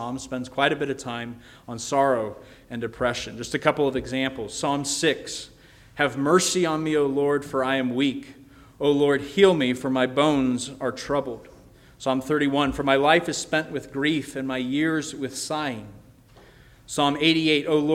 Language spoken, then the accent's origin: English; Colorado, United States; I grew up in Colorado